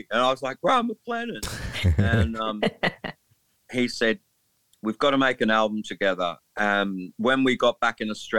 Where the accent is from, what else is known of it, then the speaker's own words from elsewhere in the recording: England, United Kingdom; Please note that I'm an Englishman, so I find amusement in speaking like this.